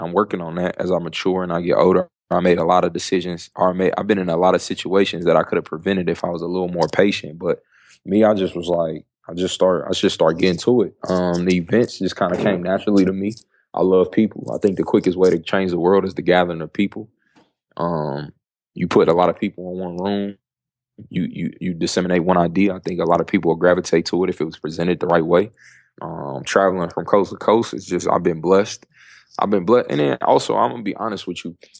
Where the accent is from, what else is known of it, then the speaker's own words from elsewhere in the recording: Dayton, Ohio, United States; moved away; also born or lived in Syracuse, New York; I was born in Syracuse, New York, but Dayton, Ohio, West Dayton, Ohio is my home. Um, I grew up in the Midwest